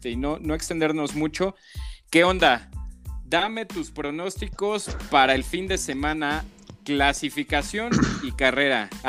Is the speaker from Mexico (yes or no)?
yes; Mexico; todos somos mexicanos, tenemos